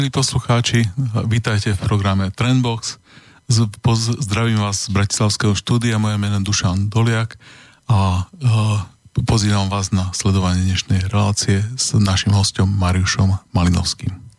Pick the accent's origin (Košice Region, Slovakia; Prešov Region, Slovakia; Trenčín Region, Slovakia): Prešov Region, Slovakia; Prešov; moved away; ja som z východného Slovenska, ak vieš, z toho Prešova.